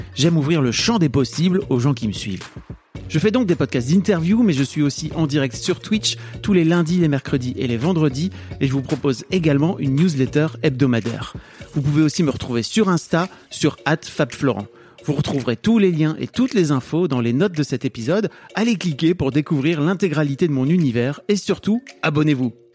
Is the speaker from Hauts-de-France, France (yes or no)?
yes; Neuville-en-Ferrain, Hauts-de-France, France; j'ai grandi dans le Nord